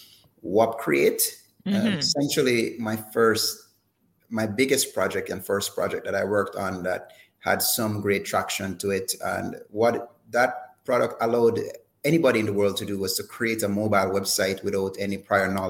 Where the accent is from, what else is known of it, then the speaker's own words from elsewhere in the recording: Jamaica; being born here